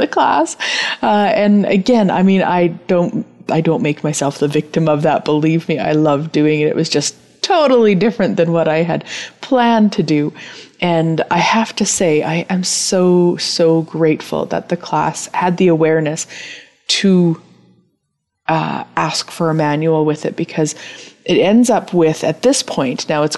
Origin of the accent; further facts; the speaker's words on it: Turtleford, Saskatchewan, Canada; I was born and raised in Turtleford, Saskatchewan, so I am a Saskatchewanite.